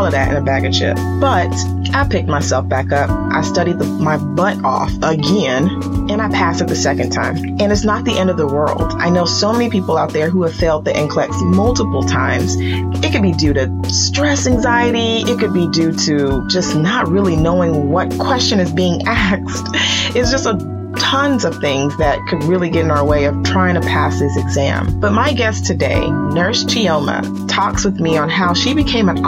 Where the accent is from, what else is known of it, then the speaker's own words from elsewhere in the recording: Nigeria; I am Nigerian